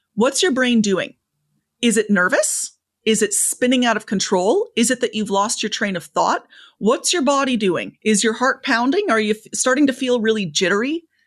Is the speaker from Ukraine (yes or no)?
no; Canada; I'm Canadian